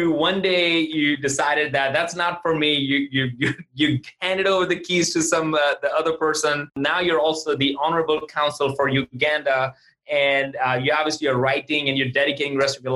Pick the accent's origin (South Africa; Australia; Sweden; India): India; now in Atlanta, United States; growing up in India